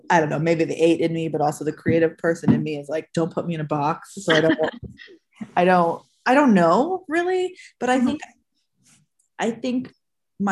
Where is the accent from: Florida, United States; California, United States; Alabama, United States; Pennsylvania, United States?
California, United States; Southern; I grew up in Southern California